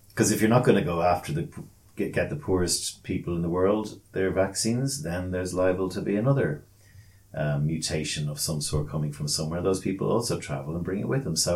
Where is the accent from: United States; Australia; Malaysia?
Australia; like I lived in Australia, I am Australian.